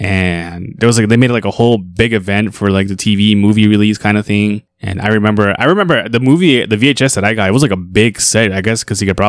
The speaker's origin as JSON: {"language": "English", "town": "Boston", "region": "Massachusetts", "country": "United States", "accent": "Boston", "said": "Did my Boston accent come out?"}